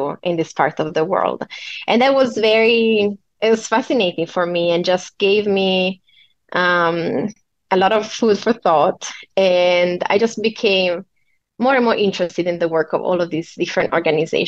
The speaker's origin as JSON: {"language": "English", "country": "Italy", "also_born_or_lived": "Hong Kong / China", "moved": "as an adult", "said": "I moved abroad from Italy the first time when I was 18."}